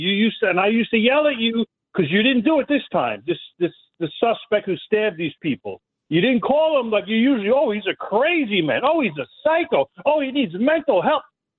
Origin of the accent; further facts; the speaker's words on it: Brooklyn, New York, United States; born there; I was born in New York, in Brooklyn, Mr. Jermoni Williams.